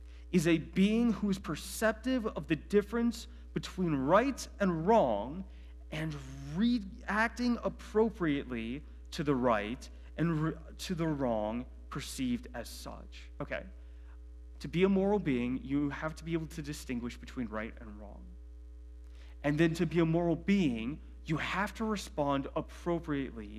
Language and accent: English; Medina County, Ohio, United States; I grew up in Medina County